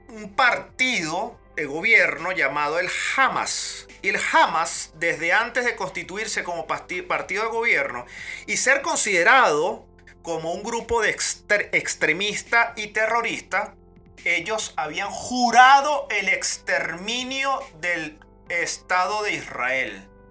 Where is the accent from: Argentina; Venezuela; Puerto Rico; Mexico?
Venezuela; moved away; 5 millones los que nos fuimos venezolanos por los chavistas